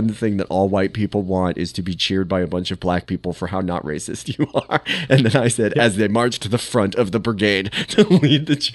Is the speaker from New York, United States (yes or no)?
no; Cincinnati, Ohio, United States; I'm from Cincinnati.